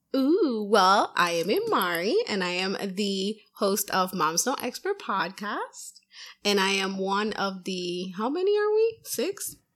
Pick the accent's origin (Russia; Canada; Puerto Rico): Puerto Rico; now in Massachusetts, United States; I'm from Puerto Rico, so we like the heat